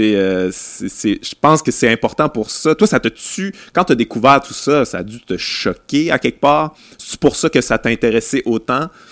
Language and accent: French; Quebec City, Quebec, Canada; je, viens de Québec, j'ai grandi à Québec